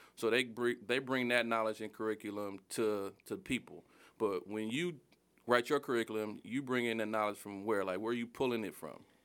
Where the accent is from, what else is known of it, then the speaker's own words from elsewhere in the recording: Detroit, Michigan, United States; I grew up in Southwest Detroit